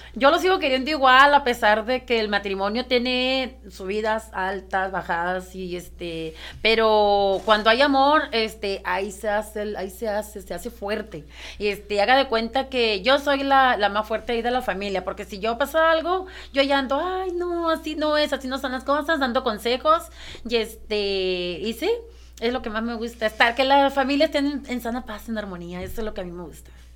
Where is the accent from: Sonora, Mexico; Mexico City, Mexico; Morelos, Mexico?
Sonora, Mexico; Ciudad Obregón; yo soy de Ciudad Obregón, Sonora